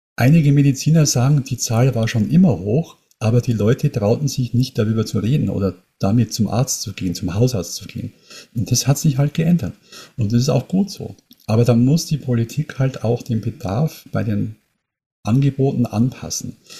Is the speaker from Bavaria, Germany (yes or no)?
yes; near Munich, Bavaria, Germany; Ich komme aus der Nähe von München